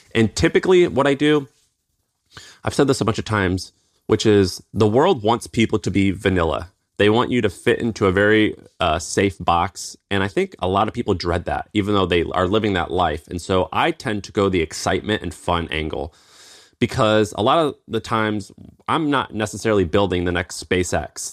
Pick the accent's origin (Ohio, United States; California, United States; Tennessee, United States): Tennessee, United States; accent: twang; moved away as an adult; also born or lived in San Francisco; I'm from Tennessee